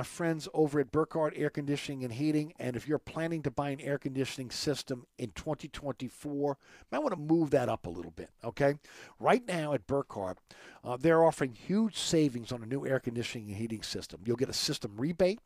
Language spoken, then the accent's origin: English; New Orleans, Louisiana, United States; I grew up on Webster Street